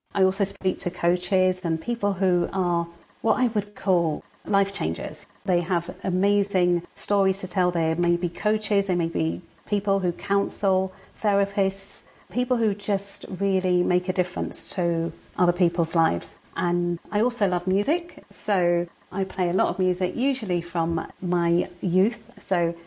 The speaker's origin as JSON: {"language": "English", "region": "London", "country": "United Kingdom", "tie": "born or raised there", "moved": "yes", "lives_now": "Crewe, United Kingdom", "said": "I was born in London. I'm a Londoner originally, but I'm up north at the moment"}